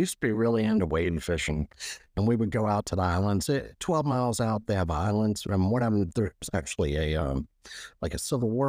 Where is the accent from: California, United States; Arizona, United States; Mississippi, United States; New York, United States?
Mississippi, United States; Biloxi; Because I'm from Biloxi, you have to go 15 miles out to actually hit like anything more deeper than 15 feet from Biloxi.